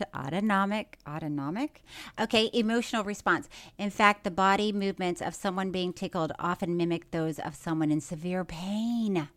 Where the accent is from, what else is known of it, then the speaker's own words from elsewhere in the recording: Florida, United States; moved away; I'm from Florida